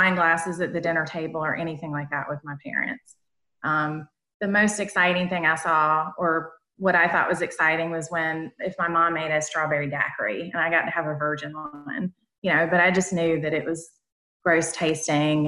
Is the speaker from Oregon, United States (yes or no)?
no; North Carolina, United States; accent: Southern; now in South Carolina, United States; I'm originally from North Carolina, but I live in South Carolina.